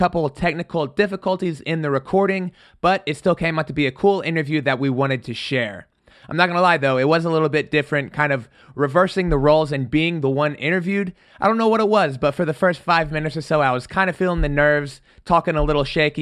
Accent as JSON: {"language": "English", "town": "Midwest City", "region": "Oklahoma", "country": "United States", "tie": "born or raised there", "said": "I'm from Midwest City, which is a suburb of Oklahoma City."}